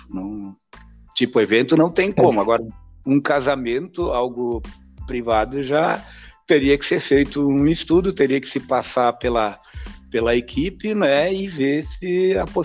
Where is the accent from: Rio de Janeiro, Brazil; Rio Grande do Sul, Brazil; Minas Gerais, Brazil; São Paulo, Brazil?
Rio Grande do Sul, Brazil; Feliz; Eu sou natural da Cidade Feliz.